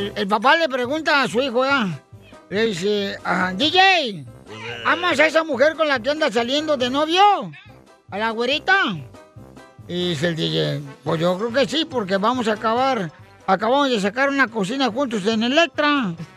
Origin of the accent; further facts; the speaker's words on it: Ocotlán, Jalisco, Mexico; Yo representé a Ocotlán, Jalisco, mi tierra natal